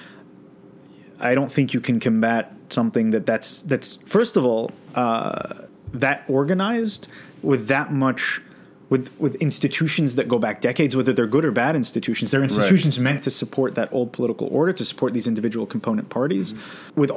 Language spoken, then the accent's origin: English; United States